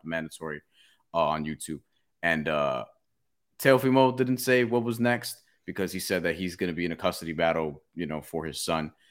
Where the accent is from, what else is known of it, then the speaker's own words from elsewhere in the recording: New York, United States; as a New Yorker